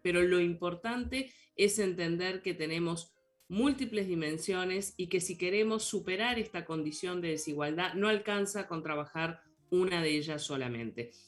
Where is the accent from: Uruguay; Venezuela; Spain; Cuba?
Uruguay; como compatriota que somos